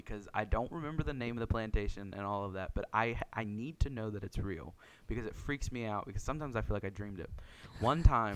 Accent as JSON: {"language": "English", "region": "the South", "country": "United States", "tie": "born or raised there", "moved": "yes", "lives_now": "West Virginia, United States", "said": "I grew up in the South"}